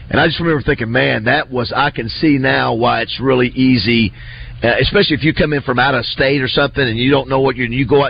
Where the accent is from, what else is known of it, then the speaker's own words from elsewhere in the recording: Gulf Coast, United States; moved away; growing up in the Gulf